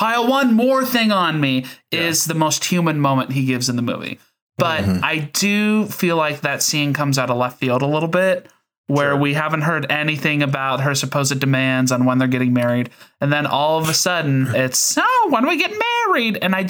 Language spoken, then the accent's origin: English; Ohio, United States; And I'm from Ohio. I'm not from the South at all